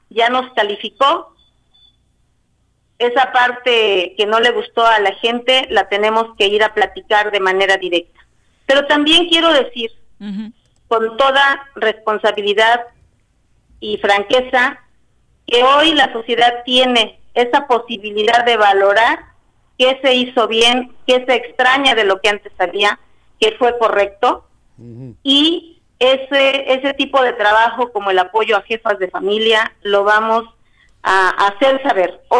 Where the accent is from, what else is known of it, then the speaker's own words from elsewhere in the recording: Ayala, Morelos, Mexico; vengo del municipio de Ayala, zapatista, soy revolucionaria